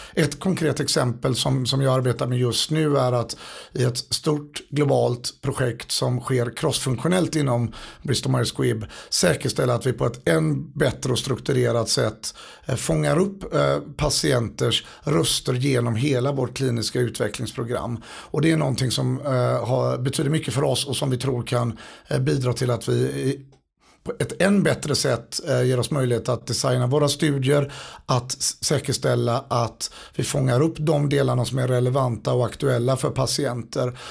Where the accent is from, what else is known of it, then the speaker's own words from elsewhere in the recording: Gothenburg, Västra Götaland, Sweden; moved away as an adult; now in United States; som göteborgare